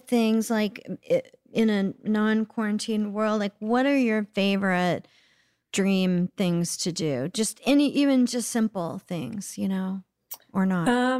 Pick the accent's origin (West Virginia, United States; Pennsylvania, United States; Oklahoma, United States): Oklahoma, United States; Oklahoma City; also born or lived in Los Angeles; Well, I was born in Los Angeles, but I grew up, you know, like kindergarten through high school in Oklahoma City.